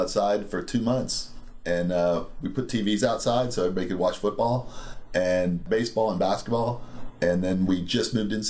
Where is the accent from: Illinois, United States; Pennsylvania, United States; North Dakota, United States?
Pennsylvania, United States; I moved out here from Pennsylvania. I went to Penn State.